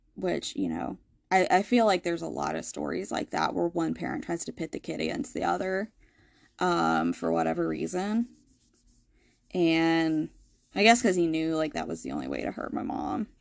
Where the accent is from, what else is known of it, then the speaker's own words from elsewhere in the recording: Asheville, North Carolina, United States; growing up in Asheville